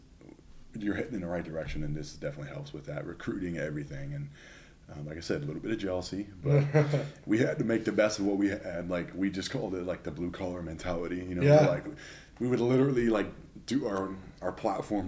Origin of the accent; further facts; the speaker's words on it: Southern California, United States; I'm from Southern California